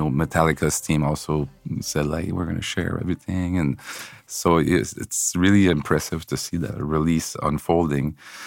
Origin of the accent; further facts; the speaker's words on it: Quebec City, Quebec, Canada; now in Montreal, Canada; I'm from Quebec City, you know, so I moved here